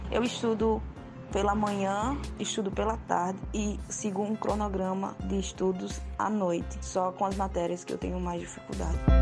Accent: João Pessoa, Paraíba, Brazil; sou do estado da Paraíba, cidade de João Pessoa

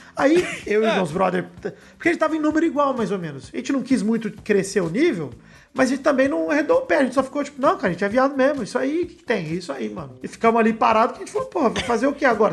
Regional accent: Araraquara, São Paulo, Brazil; moved away; da minha cidade original, da minha cidade natal, Araquara

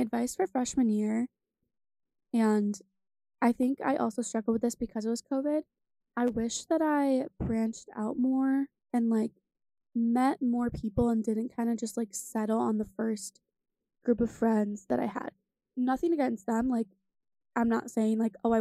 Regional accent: New York, United States; I'm from New York

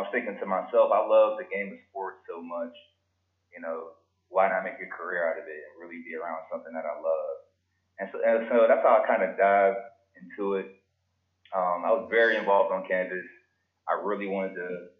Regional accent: Pittsburgh, Pennsylvania, United States; I'm from Pittsburgh, Pennsylvania

